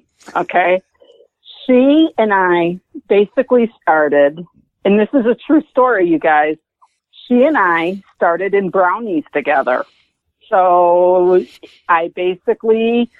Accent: Chicago, Illinois, United States; moved away as an adult; also born or lived in Burlington, Illinois; now in Texas, United States; Born and bred in Chicago. Born and bred. Cool. South side. Then pretty much lived in the Chicago area for the first 47 years of my life.

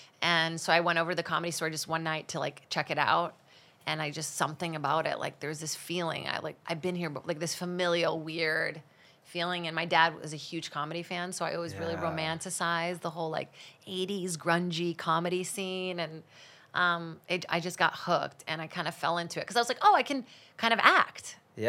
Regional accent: Brazil; English is a second language; I think TV was kind of like a comforting thing for me when I didn't speak English.

